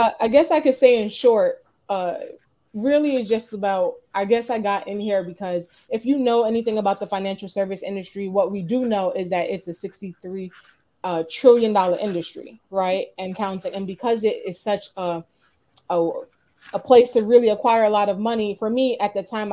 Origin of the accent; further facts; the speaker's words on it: New York City, New York, United States; I'm from Brooklyn, New York